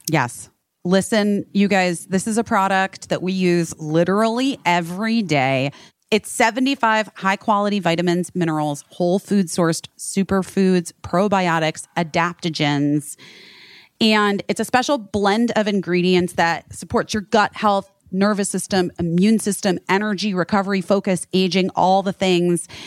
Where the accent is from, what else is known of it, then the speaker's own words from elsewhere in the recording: Arizona, United States; we're both from Arizona.